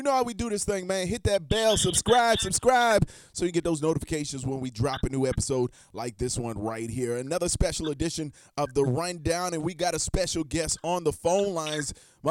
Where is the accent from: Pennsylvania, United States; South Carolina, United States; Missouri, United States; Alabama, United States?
South Carolina, United States; Charleston; And I'm from Charleston.